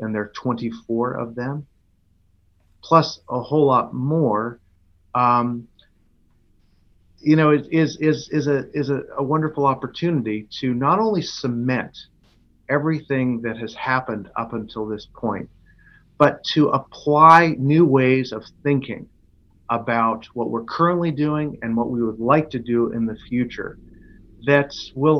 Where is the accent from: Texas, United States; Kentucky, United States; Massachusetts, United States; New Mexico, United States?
Massachusetts, United States; Boston; also born or lived in Houston / San Francisco; now in Baltimore, United States; I grew up in Boston